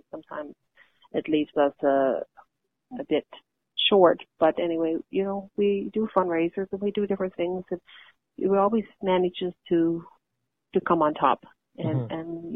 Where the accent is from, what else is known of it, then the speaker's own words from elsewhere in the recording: Flat Bay, Newfoundland and Labrador, Canada; growing up in Flat Bay, like most young people my age, all I can account for is that we didn't realize we were native